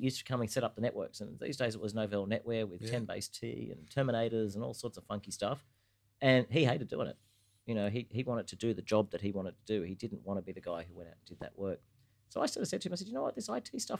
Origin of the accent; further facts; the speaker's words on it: Australia; also born or lived in Hong Kong / Singapore; I was born and bred here